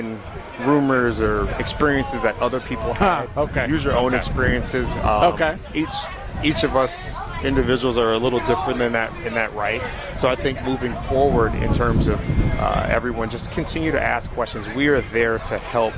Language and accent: English; Milwaukee, Wisconsin, United States; I am born, raised here right out in Milwaukee, Wisconsin